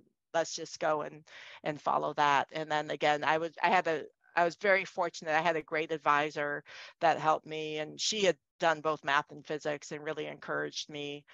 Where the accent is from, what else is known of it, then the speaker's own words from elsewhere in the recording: Cleveland, Ohio, United States; moved away; also born or lived in Boston; I grew up in Cleveland, Ohio